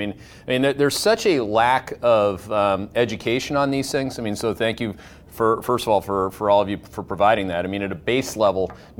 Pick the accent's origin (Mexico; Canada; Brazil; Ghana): Canada; Northern Ontario; I'm from Northern Ontario in Canada, and I'm Irish